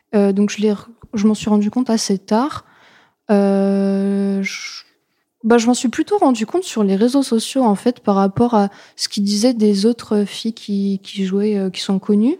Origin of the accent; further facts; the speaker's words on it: Lorraine, Grand Est, France; je viens de Lorraine